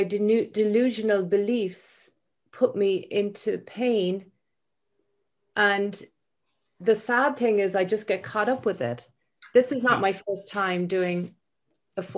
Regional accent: Ireland; moved away; I come from Catholic Ireland

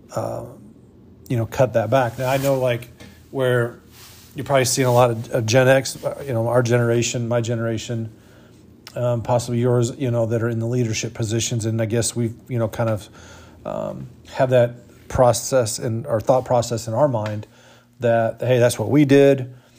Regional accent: United States; being an American and living in this country

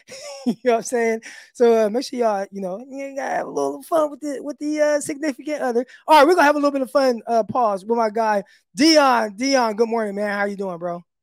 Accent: Stockton, California, United States; also born or lived in Little Rock area, Arkansas; now in Arkansas, United States; I'm from Stockton. You know, real 209

